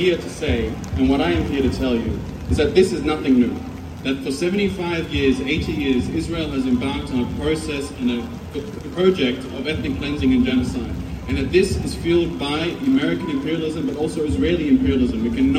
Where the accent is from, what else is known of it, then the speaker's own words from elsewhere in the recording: Mishmish, Akkar, Lebanon; I'm from Mishmash Akkad in North Lebanon